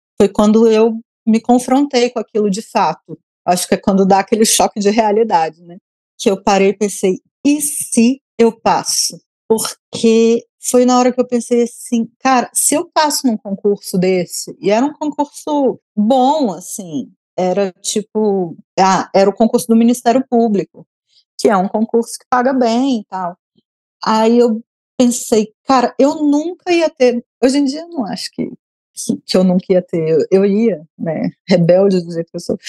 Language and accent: Portuguese; Brasília, Federal District, Brazil; como eu sou brasiliense